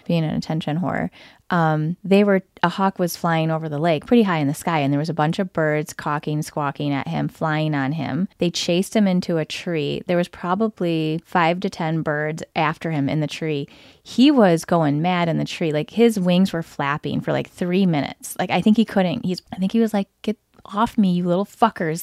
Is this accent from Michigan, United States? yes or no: yes; Lansing, Michigan, United States; also born or lived in Metro Detroit area; I grew up in the Lansing area where it's a G M heavy area.